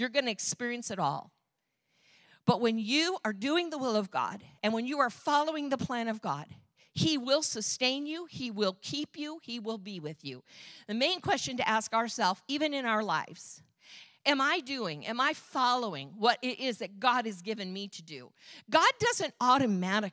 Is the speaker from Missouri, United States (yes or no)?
no; Michigan, United States; moved away as an adult; I'm from Michigan